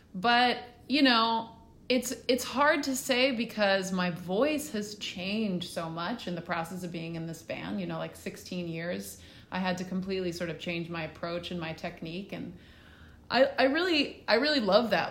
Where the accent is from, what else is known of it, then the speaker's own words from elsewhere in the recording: Hendersonville, Tennessee, United States; also born or lived in Australia; I grew up, uh, outside of Nashville in Hendersonville, Tennessee. Um, we moved there when I was little from Australia